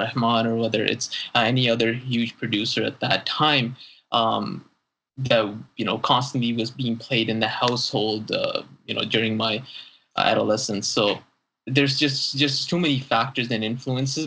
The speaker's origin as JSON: {"language": "English", "country": "Saudi Arabia", "tie": "born or raised there", "said": "growing up in Saudi Arabia, I'm not fluent in Arabic"}